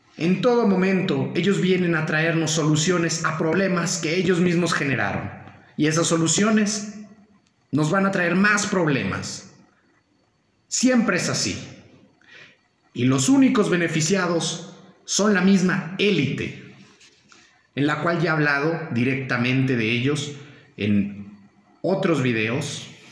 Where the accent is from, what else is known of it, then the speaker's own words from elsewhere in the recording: Mexico; los mexicanos debemos de mantenernos unidos